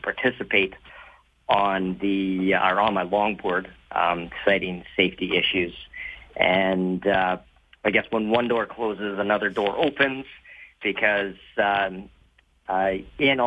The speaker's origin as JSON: {"language": "English", "town": "Nanton", "region": "Alberta", "country": "Canada", "tie": "born or raised there", "said": "I grew up down in Nanton"}